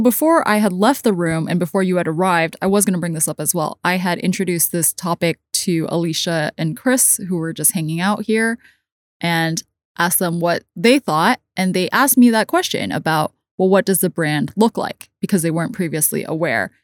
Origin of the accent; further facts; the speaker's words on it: Hong Kong; also born or lived in United States; I did grow up as a kid for some years in the States, but the majority of my life I've spent in Hong Kong.